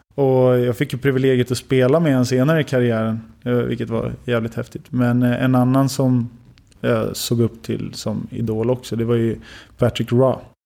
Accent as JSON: {"language": "Swedish", "country": "Sweden", "tie": "born or raised there", "said": "jag är ändå uppvuxen i Sverige"}